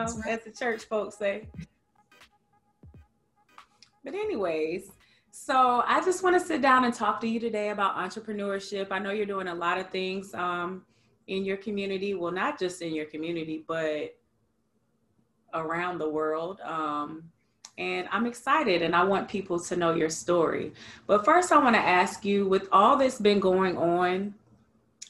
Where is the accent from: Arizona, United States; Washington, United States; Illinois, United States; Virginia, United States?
Virginia, United States; I'm a 757 native myself